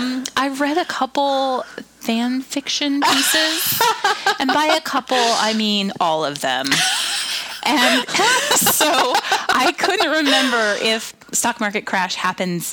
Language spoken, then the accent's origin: English; United States; as an American